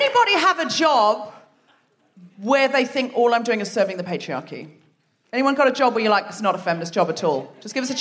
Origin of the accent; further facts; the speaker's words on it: Australia; moved away; I'm myself originally from Australia